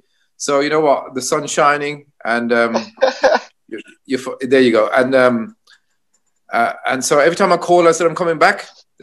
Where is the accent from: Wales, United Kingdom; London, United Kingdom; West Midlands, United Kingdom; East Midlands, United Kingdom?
West Midlands, United Kingdom; Birmingham; it's obviously we come from Birmingham, represents multicultural, the sounds, the culture mixing together so well.